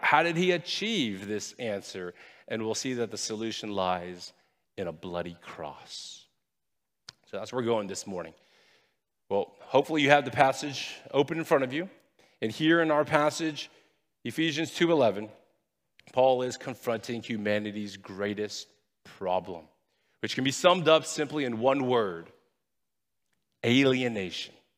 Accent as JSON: {"language": "English", "country": "United States", "said": "I'm Chinese by ethnicity. I'm American by nationality, and I'm proud of being both"}